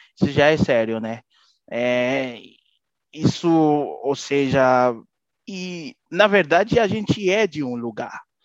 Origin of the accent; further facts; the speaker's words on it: Haiti; moved away as an adult; Sou haitiano mesmo